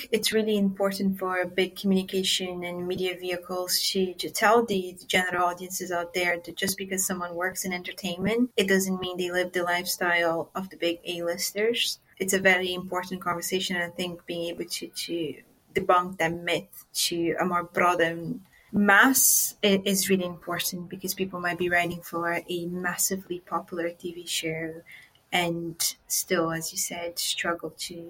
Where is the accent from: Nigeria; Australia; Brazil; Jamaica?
Brazil; now in United Kingdom; It was such a shock for me when I moved from Brazil into the UK and I realized that all the safeguarding that I had back home just didn't exist back here.